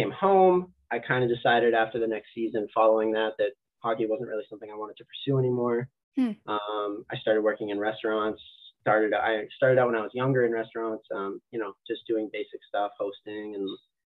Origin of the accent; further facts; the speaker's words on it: New Hampshire, United States; moved away as an adult; now in Massachusetts, United States; I grew up in New Hampshire.